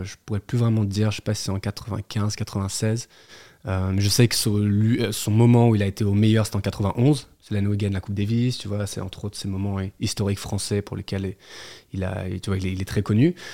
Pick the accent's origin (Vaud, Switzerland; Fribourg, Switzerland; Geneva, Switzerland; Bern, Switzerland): Geneva, Switzerland; moved away as an adult; also born or lived in Neuilly-sur-Seine / Neuchâtel / New York; now in Paris, France; j'ai grandi à Genève. On s'est installé en Suisse